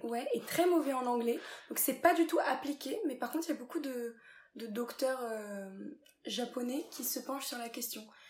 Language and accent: French; France; also born or lived in England; je suis française, je suis française